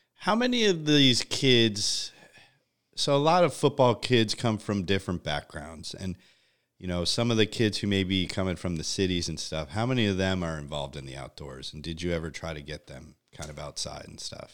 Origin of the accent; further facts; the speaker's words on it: Connecticut, United States; moved away; growing up in Connecticut, like, uh, yuppie land